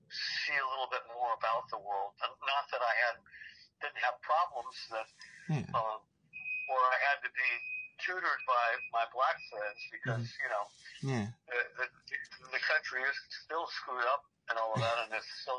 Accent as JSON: {"language": "English", "town": "Monrovia", "region": "California", "country": "United States", "tie": "born or raised there", "said": "I grew up in Monrovia, California, and it was 30% African American."}